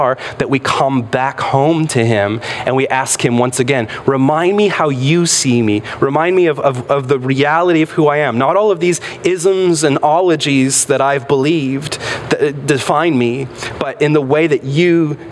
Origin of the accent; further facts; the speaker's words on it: United States; in our country, in the United States of America